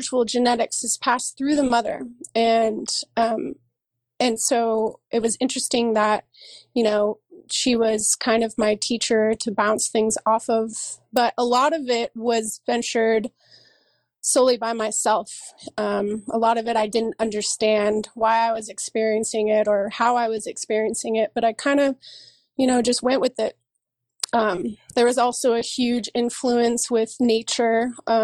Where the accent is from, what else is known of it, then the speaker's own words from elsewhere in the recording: San Diego, California, United States; moved away as an adult; also born or lived in Los Angeles / Santa Cruz / Oakland; now in Oregon, United States; I grew up in San Diego